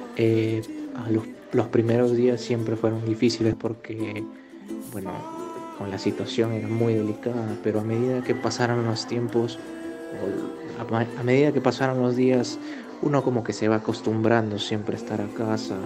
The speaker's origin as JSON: {"language": "Spanish", "town": "Trujillo", "region": "La Libertad", "country": "Peru", "said": "soy de Trujillo, Perú"}